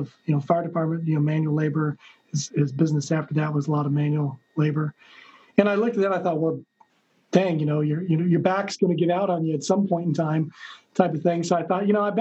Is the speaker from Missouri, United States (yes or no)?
no; Hutchinson, Kansas, United States; I was born and raised in Hutchinson, Kansas